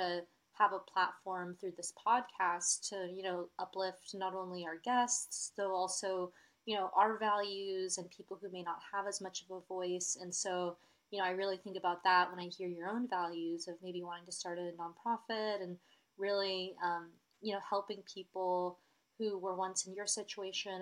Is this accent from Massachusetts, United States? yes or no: no; Austin, Texas, United States; I'm from Austin